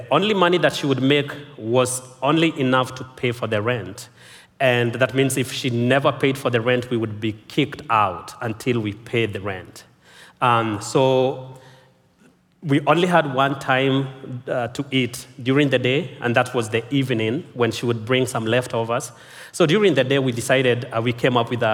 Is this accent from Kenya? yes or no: yes; Kenya; I was born and raised in Kenya.